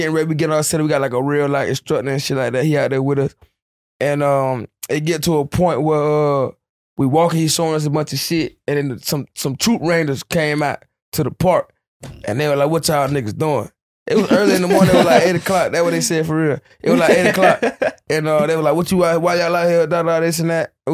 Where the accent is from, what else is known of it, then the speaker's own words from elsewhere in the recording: Florida, United States; We all from Florida. Everybody here